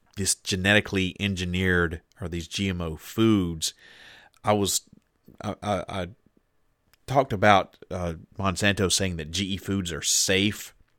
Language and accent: English; Deep South, United States; moved away; now I'm from the Deep South. And when, when I was growing up, there was a lot of kudzu in my neck of the woods.